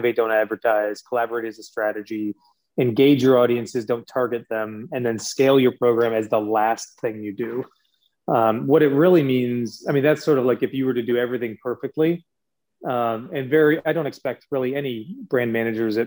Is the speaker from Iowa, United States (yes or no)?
yes; Des Moines, Iowa, United States; I'm from Des Moines, Iowa